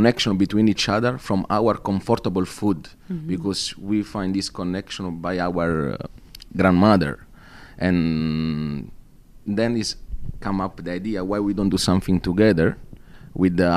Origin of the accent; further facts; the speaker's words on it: Naples, Campania, Italy; now in Dubai, United Arab Emirates; I come from Napoli, south of Italy